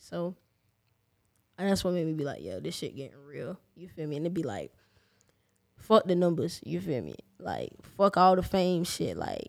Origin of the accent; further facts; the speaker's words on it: Jacksonville, Florida, United States; I'm from the West Side